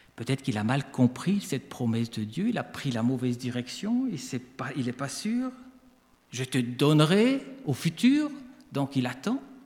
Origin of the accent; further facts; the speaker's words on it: Switzerland; accent: Swiss; now in France; Je suis né en Suisse, donc je suis un immigré.